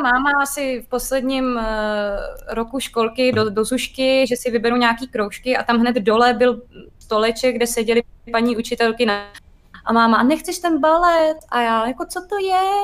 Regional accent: Liberec, Liberec Region, Czechia; moved away; já jsem původně z Liberce

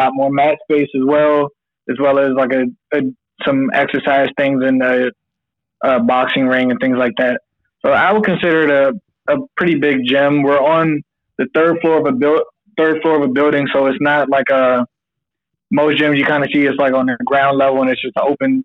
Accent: Prince George's County, Maryland, United States; also born or lived in Suitland, Maryland / Oxon Hill, Maryland; I am from PG County, Maryland, a big county in Maryland. I grew up like right near Andrews Air Force Base for the most part.

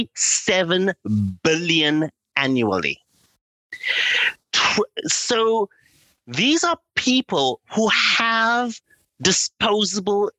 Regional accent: Cape Town, Western Cape, South Africa; moved away as an adult; also born or lived in London, United Kingdom; now in Los Angeles, United States; I grew up in South Africa during apartheid

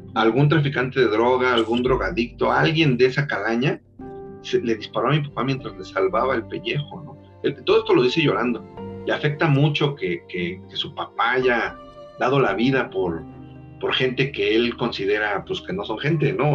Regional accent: Mexico

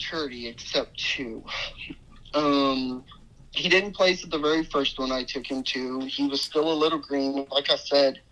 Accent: New Iberia, Louisiana, United States; I'm from Louisiana, a town called New Iberia.

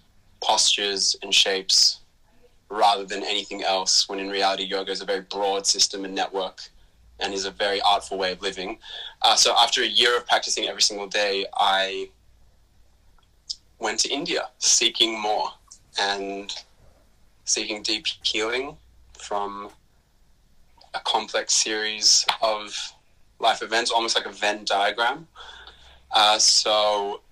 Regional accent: Melbourne, Victoria, Australia; I grew up in Melbourne to Israeli migrants

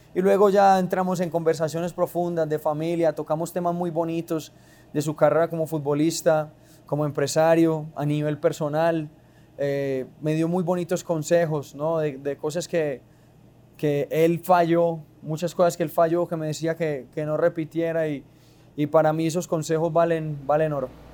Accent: Medellín, Antioquia, Colombia; estamos en, mi tierrita, en Medallo

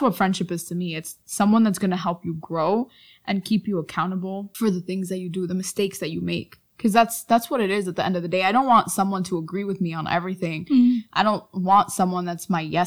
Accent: New York City, New York, United States; I was raised in Manhattan my whole life.

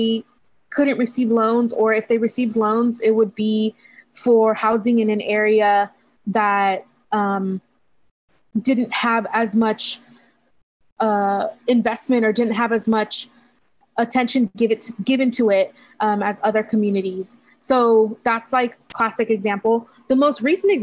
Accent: Hayward, California, United States; So I grew up in the Bay Area. I was born and raised here

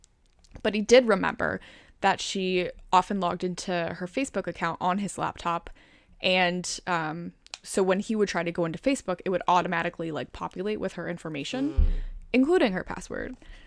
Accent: Chicago, Illinois, United States; accent: Chicagoan; I think my Chicagoan accent back then was, like, a lot more thick.

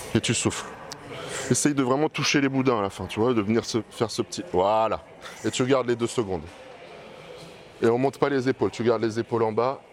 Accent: Bordeaux, Nouvelle-Aquitaine, France; je viens d'ici

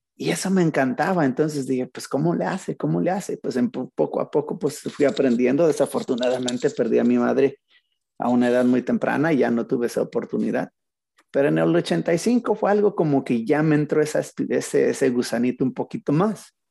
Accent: Zacatecas, Mexico; moved away as an adult; crecí en Zacatecas mi primera etapa de mi vida

